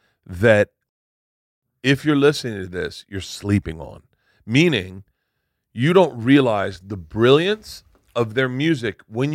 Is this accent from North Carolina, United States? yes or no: no; Tampa, Florida, United States; moved away; I grew up in Florida.